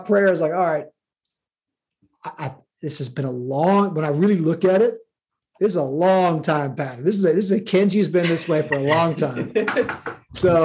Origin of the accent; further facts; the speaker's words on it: Midwest, United States; moved away as an adult; now in Atlanta, United States; I grew up in the Midwest as a kid before college until I came to the South